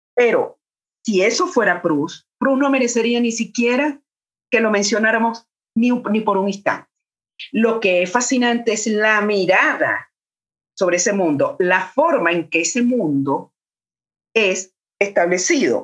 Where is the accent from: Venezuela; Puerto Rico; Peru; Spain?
Venezuela; Caracas, Capital District; moved away as an adult; now in Mexico City, Mexico; yo soy caraqueña, caraqueña, caraqueña, es decir, de la capital del país